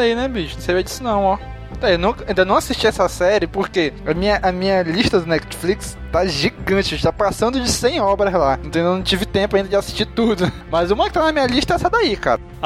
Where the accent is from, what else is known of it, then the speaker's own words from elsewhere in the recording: Manaus, Amazonas, Brazil; eu, que nasci e vivi sempre em Manaus